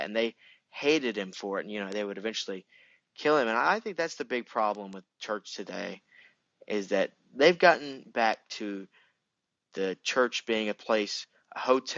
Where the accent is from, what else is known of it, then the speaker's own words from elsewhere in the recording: United States; I'm American